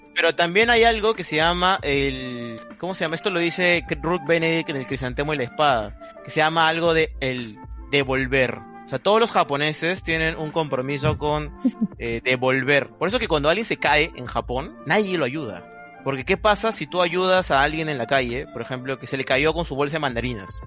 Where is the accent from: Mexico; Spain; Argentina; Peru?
Peru; yo soy de Perú